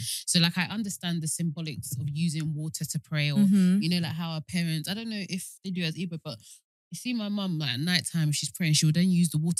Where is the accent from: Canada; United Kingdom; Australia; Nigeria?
Nigeria; as a Nigerian